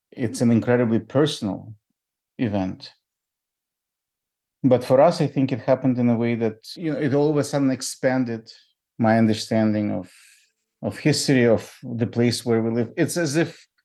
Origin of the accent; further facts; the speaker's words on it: Ukraine; moved away; I'm from Ukraine originally.